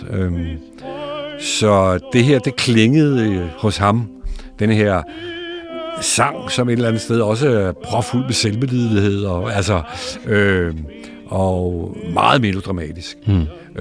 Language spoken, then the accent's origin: Danish; Bagsværd, Capital Region of Denmark, Denmark; also born or lived in Gladsaxe; Jeg er født i Bagsvær, øh, i noget, der hedder Bindeledet